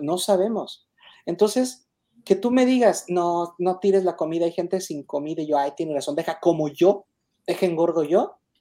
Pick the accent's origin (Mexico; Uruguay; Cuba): Mexico; Yo no me resigno a ser mexicano porque pues, nací en México, soy mexicano.